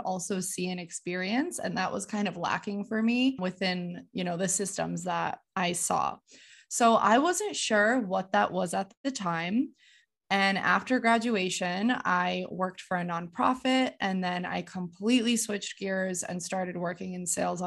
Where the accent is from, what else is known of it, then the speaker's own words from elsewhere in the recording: Connecticut, United States; moved away as an adult; So I am originally from Connecticut. I am first generation Polish American, so I grew up experiencing two cultures, speaking Polish at home